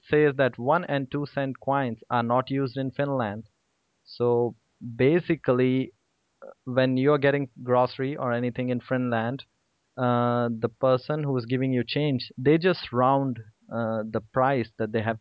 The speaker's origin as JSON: {"language": "English", "country": "India", "said": "I'm from India"}